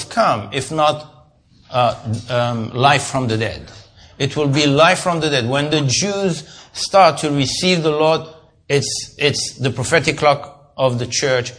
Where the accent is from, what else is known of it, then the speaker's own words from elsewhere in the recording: Israel; we are from Israel